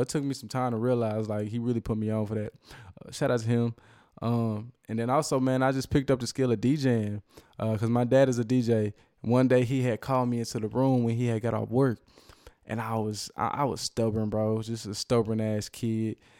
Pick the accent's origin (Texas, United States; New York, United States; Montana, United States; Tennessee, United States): Texas, United States; Cedar Hill; also born or lived in Dallas, Texas / Oak Cliff / Duncanville; that's where I graduated high school from. It's really where I grew up